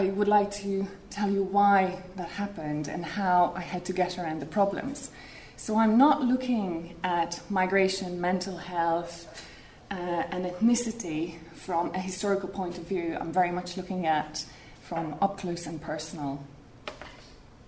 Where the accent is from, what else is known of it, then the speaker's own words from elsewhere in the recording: Hungary; also born or lived in Ireland; now in Spain; I actually grew up in Hungary, as my name would suggest.